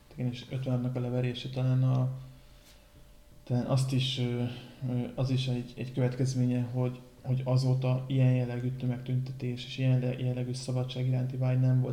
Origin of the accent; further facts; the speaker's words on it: Pécs, Baranya, Hungary; pont itt pécsiek vagyunk